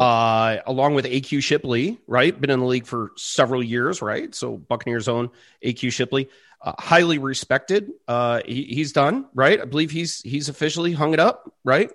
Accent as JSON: {"language": "English", "town": "Chicago", "region": "Illinois", "country": "United States", "moved": "yes", "said": "I'm originally from Chicago, born and raised a Chicago Bears fan"}